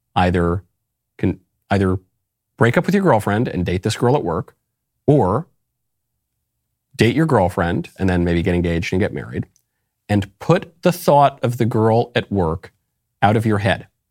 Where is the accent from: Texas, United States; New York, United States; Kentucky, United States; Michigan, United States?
New York, United States; I grew up in New York